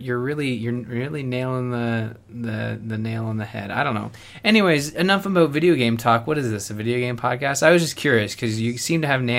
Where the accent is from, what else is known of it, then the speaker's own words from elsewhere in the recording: Canada; Yes, I am Canadian.